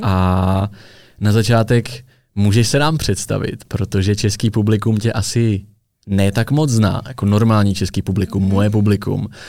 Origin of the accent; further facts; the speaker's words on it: Czechia; jsme jako Češi nebo v Česku